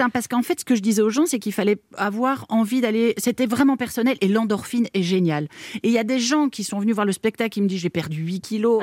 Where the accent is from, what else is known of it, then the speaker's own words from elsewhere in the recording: Belgium; Je me sens belge, je sais pas, parce que je, je connais la Belgique, que j'ai été élevée, que mes parents sont belges